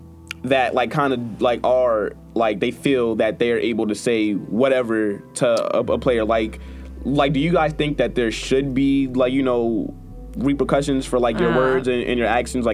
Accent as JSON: {"language": "English", "town": "New York City", "region": "New York", "country": "United States", "said": "because I'm from Brooklyn"}